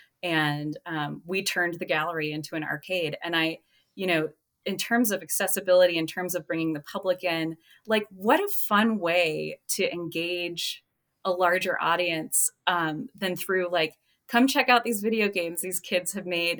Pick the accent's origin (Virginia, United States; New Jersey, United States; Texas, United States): Texas, United States; Houston; now in Charlotte, Vermont, United States; I grew up in Houston. And so this was from when I went to the Kincaid School in Houston, Texas